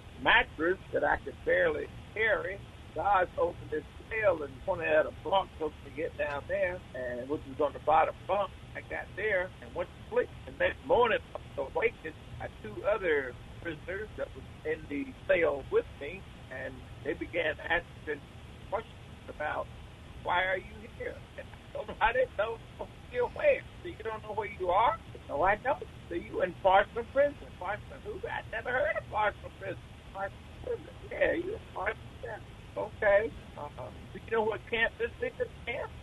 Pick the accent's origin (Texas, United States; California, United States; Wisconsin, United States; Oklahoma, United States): Wisconsin, United States; Milwaukee; moved away; also born or lived in Jackson, Mississippi; I was born in Milwaukee, Wisconsin.